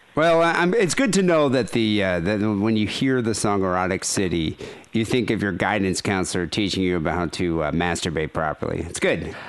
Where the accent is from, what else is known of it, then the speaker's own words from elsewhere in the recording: Michigan, United States; I'm from Michigan